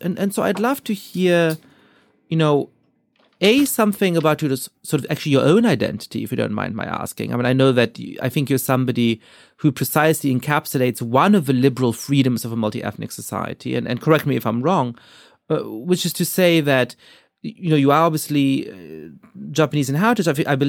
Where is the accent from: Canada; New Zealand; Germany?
Germany; now in United States; I grew up in Germany, Jewish. And, you know, it's not a big part of my identity. I'm not religious or anything like that.